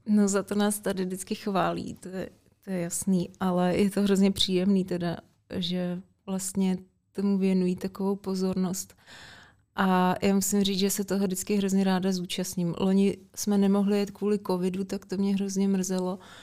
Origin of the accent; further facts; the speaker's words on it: Děčín, Ústí nad Labem Region, Czechia; trenér v Děčíně, tenkrát odkud pocházím